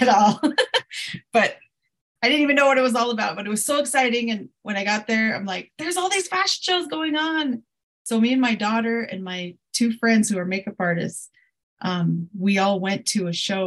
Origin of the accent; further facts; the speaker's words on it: Crow Agency, Montana, United States; now in Billings, United States; I'm based out of um, Billings, Montana, which is about an hour from where I'm from, uh, the Crow Reservation, Crow Agency